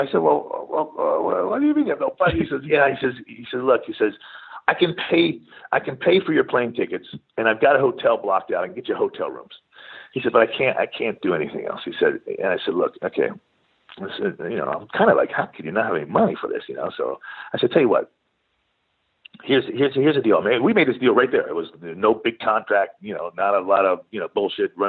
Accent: Pennsylvania, United States; moved away as an adult; also born or lived in San Diego; I was from Pennsylvania.

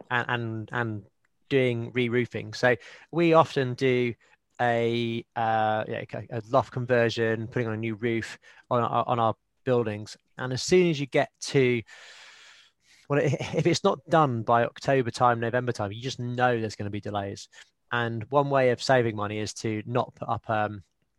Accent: United Kingdom; we're all British.

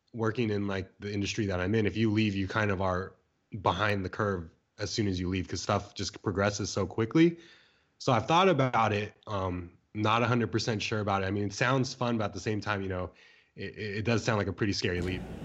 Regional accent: San Diego, California, United States; moved away as an adult; also born or lived in Bay Area, California; now in San Francisco Bay Area, United States; I grew up in San Diego, California, um, for about, like, twenty years, moved out, went to school in the Bay Area

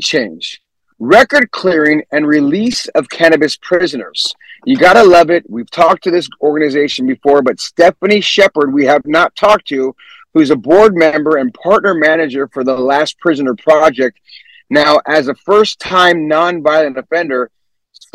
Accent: San Jose, California, United States; also born or lived in San Francisco; I'm from San Jose, by the way, born and raised in San Jose

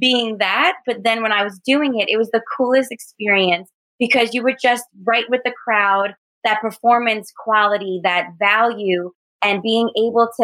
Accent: New York City, New York, United States; now in New Jersey, United States; I was born and raised in Staten Island, New York. And then now I reside in Jersey.

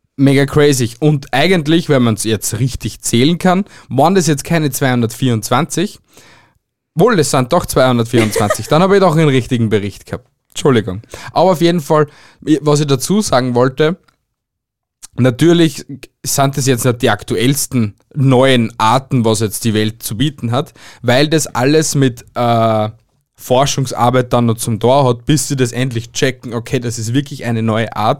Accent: Austria; bei uns in Österreich

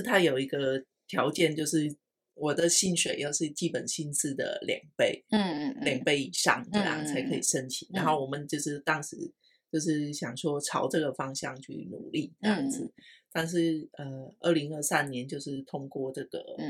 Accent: Vietnam; 觉得我是越南人，嗯，对，然后我还有我。家人在那边这样。

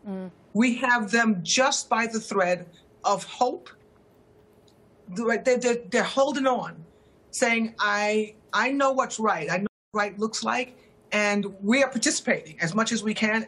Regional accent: United States; moved away as an adult; now in London, United Kingdom; I'm an American, and I live in London.

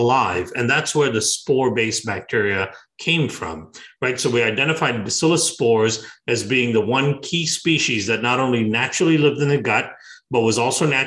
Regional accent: Bangalore, Karnataka, India; moved away; also born or lived in Iowa; I grew up in Bangalore in southern India, and I was born a little bit outside of Bangalore

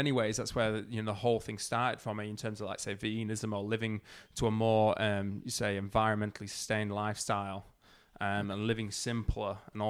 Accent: Huddersfield, Yorkshire and the Humber, United Kingdom; moved away as an adult; also born or lived in Leeds / New Zealand; now in Australia; up, I actually lived in a little town in the north of England called Huddersfield, Yorkshire, and so I grew up in Huddersfield, you know, all my life. Then I went to a university. Once I left, I went to Leeds in the north of England to a university there.

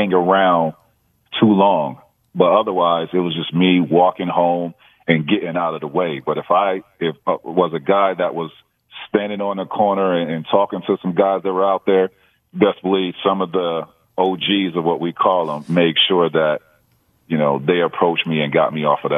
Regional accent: Auburndale, Florida, United States; I grew up in Central Florida, which is dead center in between Orlando and Tampa. It's called Arbondale, Florida

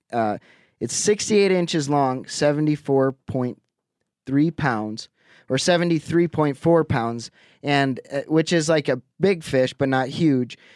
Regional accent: Lake Winnebago, Wisconsin, United States; moved away; Lake Winnebago. That's where I grew up in Wisconsin

